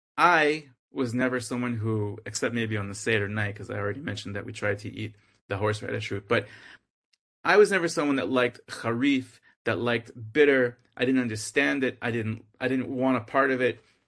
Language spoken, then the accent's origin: English; Boston, Massachusetts, United States; I'm from Boston